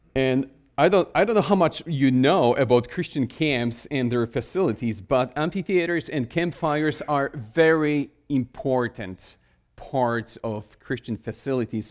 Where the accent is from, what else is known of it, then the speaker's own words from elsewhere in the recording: Poland; English is a second language; moved away as an adult; now in Connecticut, United States; I was born in Poland, spent most of my life in Poland, and I started learn-, learning English when I was, uh, in my late twenties.